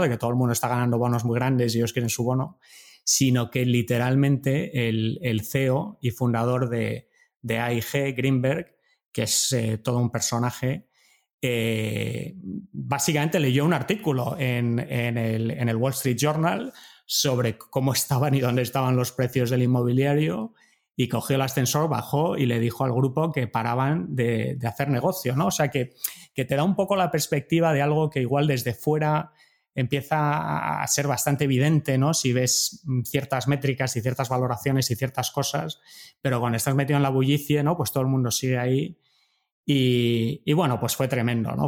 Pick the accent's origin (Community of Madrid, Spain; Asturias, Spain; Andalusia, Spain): Community of Madrid, Spain; Madrid; moved away as an adult; also born or lived in Germany / Montreal, Canada / United States; yo soy de Madrid